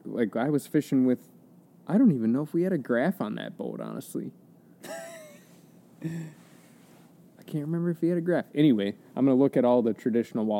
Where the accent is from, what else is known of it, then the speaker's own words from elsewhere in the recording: Mankato, Minnesota, United States; I grew up in Mankato